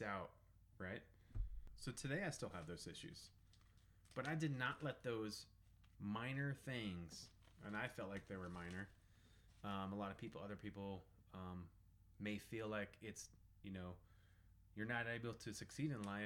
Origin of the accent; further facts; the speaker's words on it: Southern Colorado, United States; I was raised in Southern Colorado